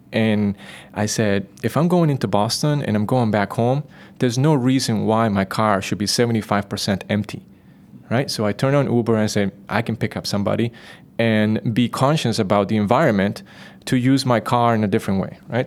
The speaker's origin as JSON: {"language": "English", "country": "Costa Rica", "tie": "born or raised there", "said": "Growing up in Costa Rica, being part of the nature"}